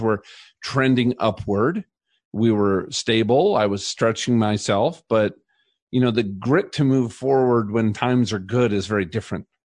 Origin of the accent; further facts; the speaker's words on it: Minnesota, United States; now in Colorado, United States; I grew up in Minnesota